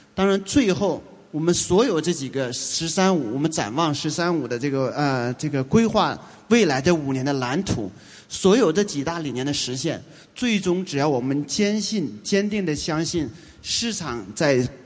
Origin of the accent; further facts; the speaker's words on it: China; 我们中国人